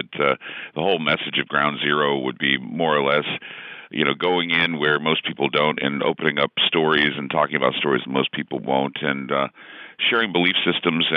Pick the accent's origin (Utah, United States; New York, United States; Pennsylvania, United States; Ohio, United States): Utah, United States; I grew up in Utah, of course, and you're Mormon until proven otherwise